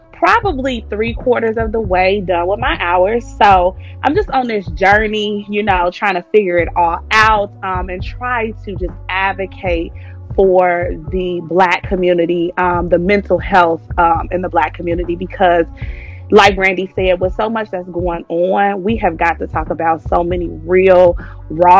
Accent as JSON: {"language": "English", "town": "Cincinnati", "region": "Ohio", "country": "United States", "tie": "born or raised there", "also_born_or_lived": "Tennessee", "moved": "yes", "said": "I'm from Cincinnati, Ohio, 513. Mm-hmm. Born and raised."}